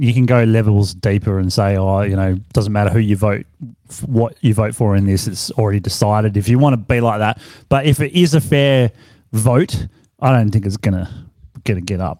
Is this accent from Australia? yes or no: yes; Australia; we're all Australian.